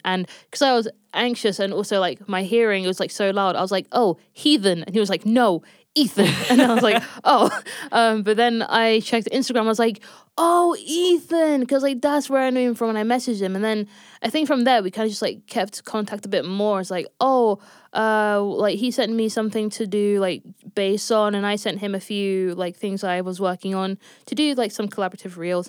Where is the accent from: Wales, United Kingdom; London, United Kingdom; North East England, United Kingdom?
London, United Kingdom; born and raised in London, um, specifically North London